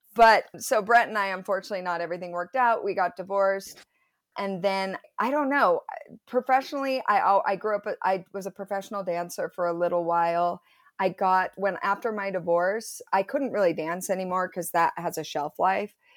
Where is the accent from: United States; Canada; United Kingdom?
United States; Provo, Utah; I grew up in Provo. went to Timview High School, total Provo girl